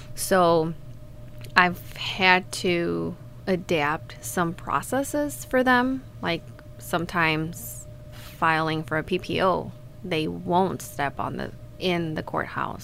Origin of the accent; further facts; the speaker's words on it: Mexico; moved away as an adult; And I grew up in Mexico, and until I moved here a year ago